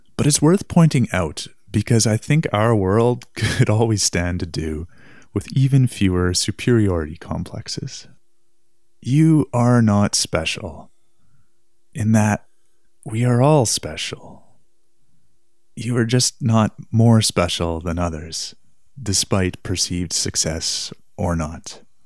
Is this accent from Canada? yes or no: yes; Winnipeg, Manitoba, Canada; my hometown, downtown Winnipeg